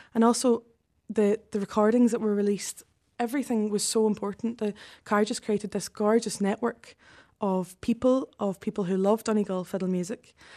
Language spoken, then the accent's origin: English; Glasgow, Scotland, United Kingdom; moved away; I was born and brought up in Glasgow.